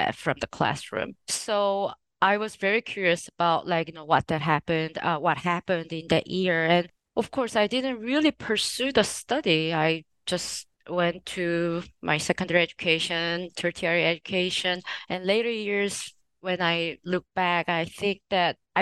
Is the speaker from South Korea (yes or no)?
yes; Jeju Island, South Korea; moved away as an adult; also born or lived in United States; So I'm from Jeju Island. I was born and raised until like my secondary education in Jeju Island.